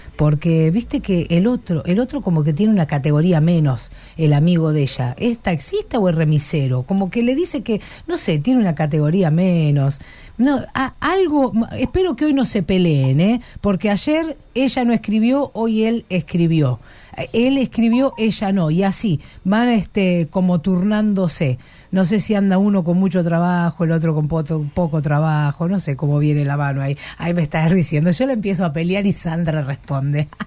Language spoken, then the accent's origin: Spanish; Argentina; soy argentina